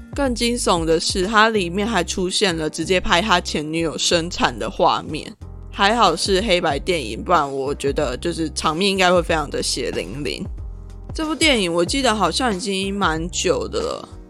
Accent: Lukang, Changhua County, Taiwan; 彰化的，在鹿港，我的家乡

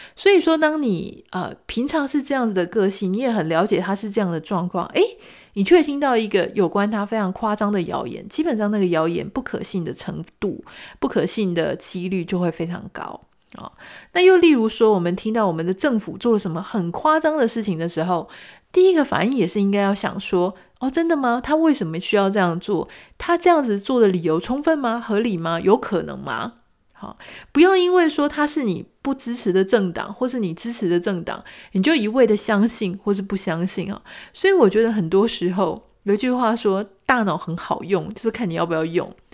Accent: Pingtung County, Taiwan; now in Taipei, Taiwan; 我自己也在屏东出生长大

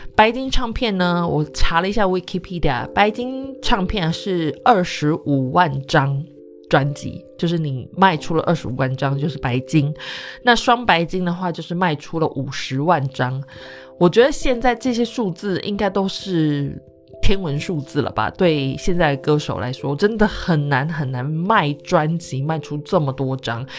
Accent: Taichung, Taiwan; 因为我是台中的孩子

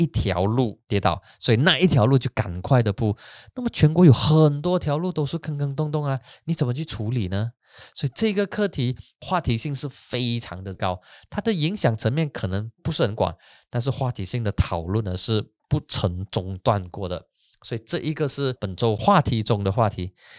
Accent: Penang, Malaysia; 哎呀，我是槟城人，渡轮对槟城人来讲说有特别的意义跟特别的符号。

